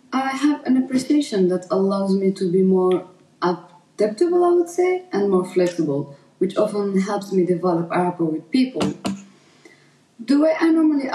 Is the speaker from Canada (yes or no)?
no; France; also born or lived in Algeria / England; I was born in Algeria and was raised in France